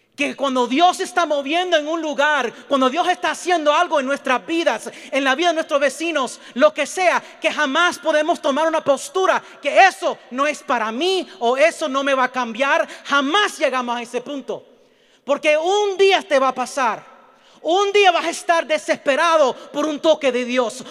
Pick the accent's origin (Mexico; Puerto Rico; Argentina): Puerto Rico; yo soy puertorriqueño